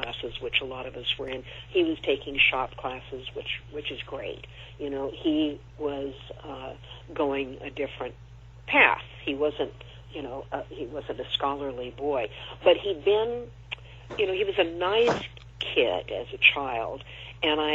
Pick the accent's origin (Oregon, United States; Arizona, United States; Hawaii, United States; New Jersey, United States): Oregon, United States; Corvallis; moved away; I have always gone back to my hometown over the years because my parents were still there for many years